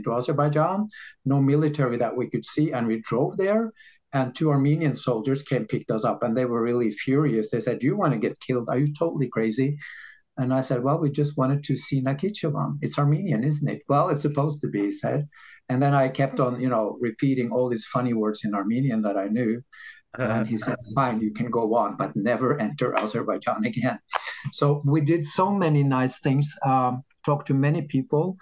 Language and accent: English; Norway; in Norway, we have this system